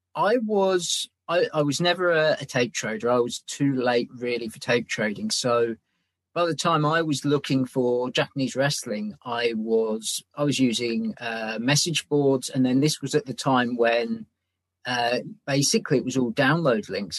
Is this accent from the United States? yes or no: no; England, United Kingdom; I'm English